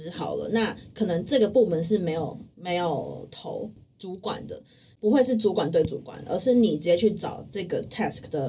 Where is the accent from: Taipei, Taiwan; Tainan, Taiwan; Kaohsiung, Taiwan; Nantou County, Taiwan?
Taipei, Taiwan; 就身为一个土生土长台北人， 嗯 我是而且我是